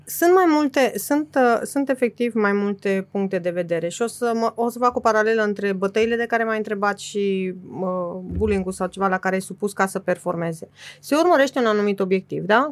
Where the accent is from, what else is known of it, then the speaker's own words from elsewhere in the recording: Transylvania, Romania; m-am născut în Transilvania și în, în mijlocul țării